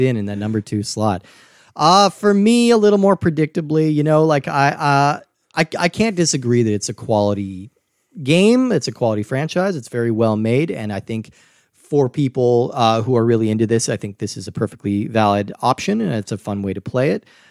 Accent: United States; growing up in America

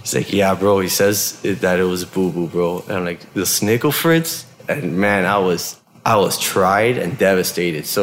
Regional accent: Hialeah, Florida, United States; moved away as an adult; also born or lived in Washington; now in Bend, United States; my hometown back in Miami

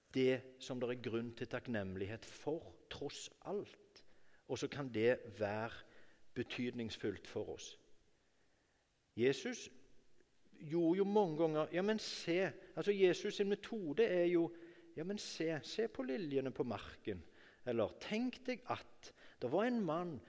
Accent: Norway; jeg ble født i Norge

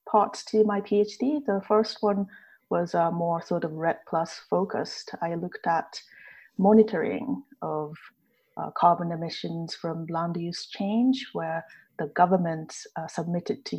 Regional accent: Japan; moved away as an adult; now in Edinburgh, United Kingdom; I'm originally from Japan

